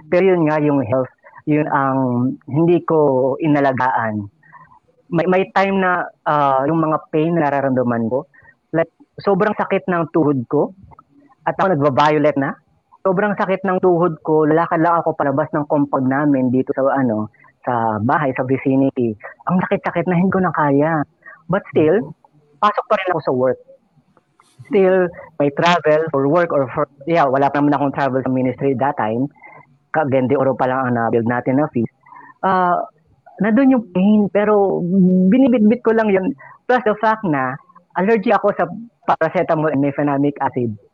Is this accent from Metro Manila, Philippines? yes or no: yes; Quezon City, Metro Manila, Philippines; moved away as an adult; also born or lived in Bulacan; now in Mindanao, Philippines; na taga dyan ako. I was born in Quezon City. And ngayon, ang family ko nasa Bulacan at QC. Pero ngayon, nag adventure ako dito sa Mindanao